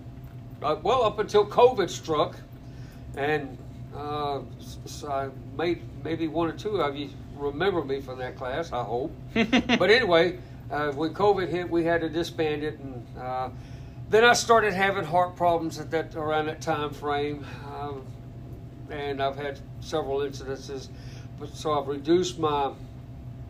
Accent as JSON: {"language": "English", "town": "New Orleans", "region": "Louisiana", "country": "United States", "tie": "born or raised there", "also_born_or_lived": "Bossier City, Louisiana", "lives_now": "Watson, United States", "said": "I was raised in New Orleans"}